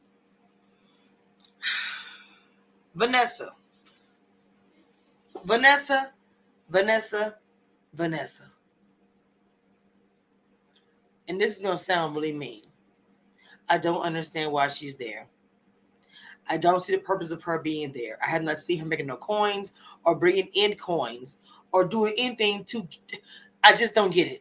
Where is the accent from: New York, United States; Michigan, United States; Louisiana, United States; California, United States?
Louisiana, United States; I'm also from Louisiana